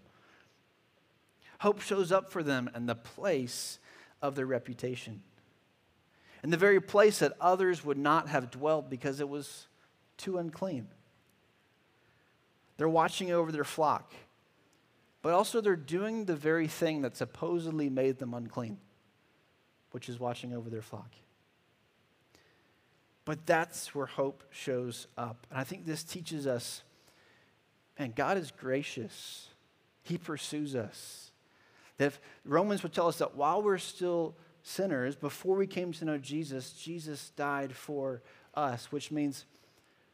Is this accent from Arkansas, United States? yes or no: no; Charlotte, North Carolina, United States; I grew up in Charlotte, North Carolina